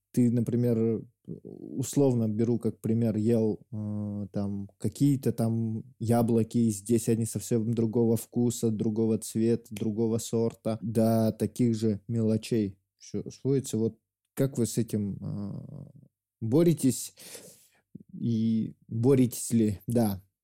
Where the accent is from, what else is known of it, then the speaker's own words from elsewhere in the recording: Yakut, Sakha Republic, Russia; я якут, и за мной еще миллион якутов